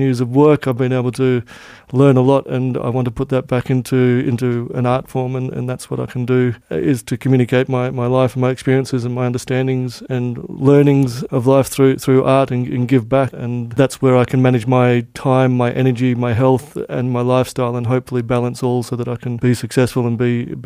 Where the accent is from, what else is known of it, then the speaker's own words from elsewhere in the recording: Australia; moved away as an adult; now in Luxembourg; As an Australian